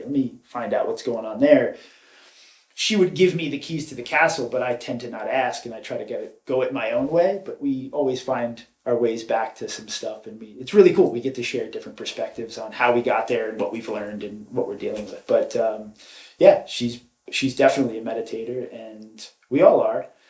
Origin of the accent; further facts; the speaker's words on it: Raleigh, North Carolina, United States; also born or lived in New York; born and raised in New York, moved to North Carolina by 11. Uh, that's really my home is North Carolina. I love it there. Um, grew up sort of in the Cary Raleigh area